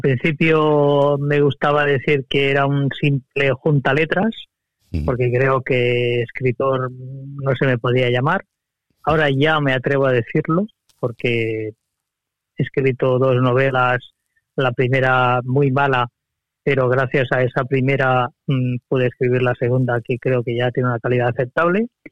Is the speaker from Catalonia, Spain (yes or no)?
yes; Barcelona, Catalonia, Spain; soy de Barcelona de toda la vida